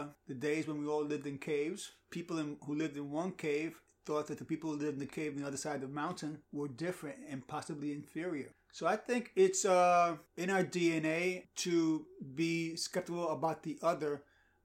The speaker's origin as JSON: {"language": "English", "town": "New York City", "region": "New York", "country": "United States", "tie": "born or raised there", "said": "I grew up in the Melrose Houses"}